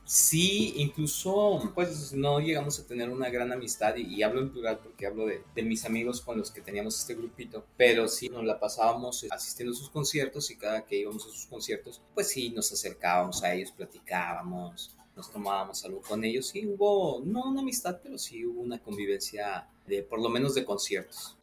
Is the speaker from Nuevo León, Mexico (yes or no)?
no; Mexico City, Mexico; yo soy de la Ciudad de México